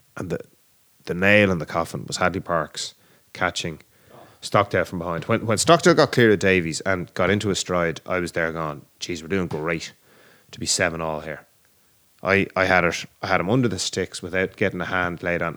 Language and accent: English; Ireland; we're Irish